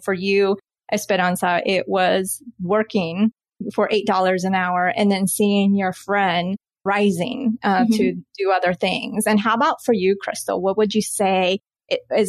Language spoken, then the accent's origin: English; Colombia; now in United States; I was born in Colombia and saw my parents working so hard